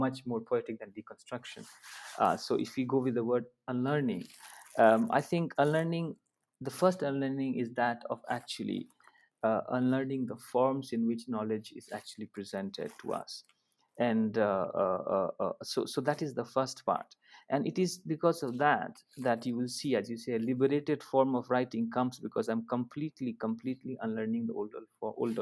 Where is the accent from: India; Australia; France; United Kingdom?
India; Darbhanga, Bihar; first language Maithili; English is a second language; moved away as an adult; now in Sonipat, India; in Darbhanga, my hometown